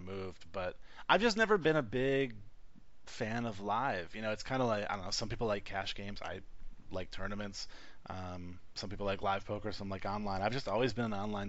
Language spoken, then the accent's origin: English; Detroit, Michigan, United States; also born or lived in North Carolina; now in Las Vegas, United States; I come from Detroit, where Halloween is like a deadly holiday.